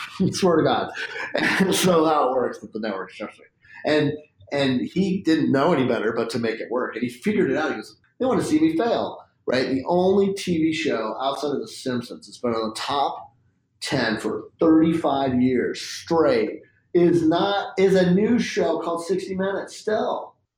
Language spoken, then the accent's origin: English; Spokane, Washington, United States; I grew up in Spokane, which is like basically small town USA with a West Coast kind of cool